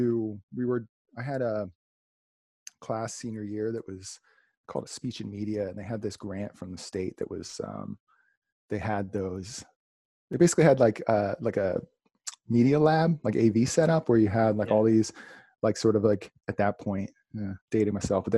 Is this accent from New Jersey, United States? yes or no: yes; Salem County, New Jersey, United States; I grew up in Salem County, New Jersey. It's like South Jersey